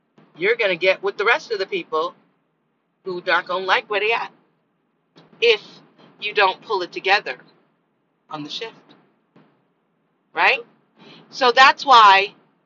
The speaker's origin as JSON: {"language": "English", "country": "United States", "tie": "born or raised there", "said": "I'm American. I'm an American angel. That's where I was born. Here."}